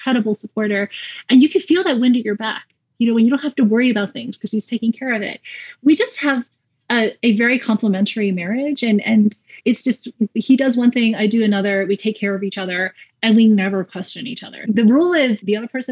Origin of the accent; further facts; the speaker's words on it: South Carolina, United States; moved away as an adult; also born or lived in Raleigh, North Carolina; I grew up in South Carolina, and about 5 hours away, I went to Duke